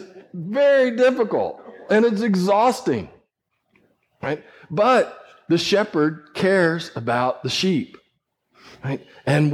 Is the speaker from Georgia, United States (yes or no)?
no; West Texas, United States; growing up in West Texas, I worked sheep